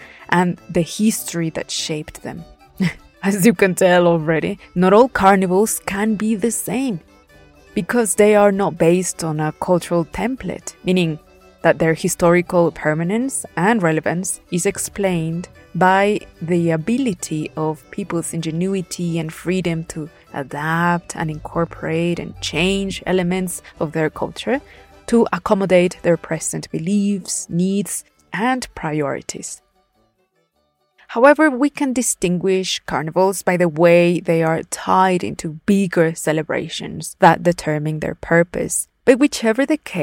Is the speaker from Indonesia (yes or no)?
no; Puebla, Mexico; my home state of Puebla